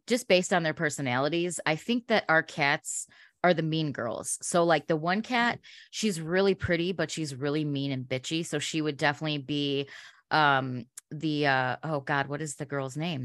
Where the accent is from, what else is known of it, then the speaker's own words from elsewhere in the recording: Chicago, Illinois, United States; growing up in Chicago, uh, we had amazing radio in the 90s